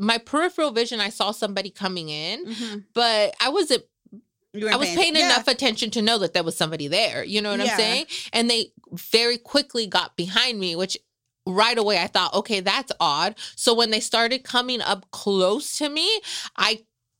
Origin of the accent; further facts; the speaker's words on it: Salinas, California, United States; moved away as an adult; also born or lived in Los Angeles; I grew up in East Salinas.